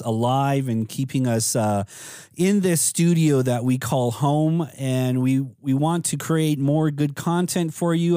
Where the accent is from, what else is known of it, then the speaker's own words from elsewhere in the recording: Tuba City, Arizona, United States; when I was growing up in Tuba City